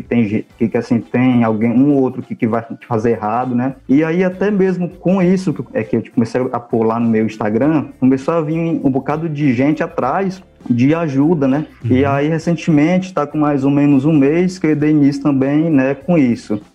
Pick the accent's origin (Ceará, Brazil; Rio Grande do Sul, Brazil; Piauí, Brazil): Ceará, Brazil; Russas; Eu sou de Russas, né? Eu era de um sítio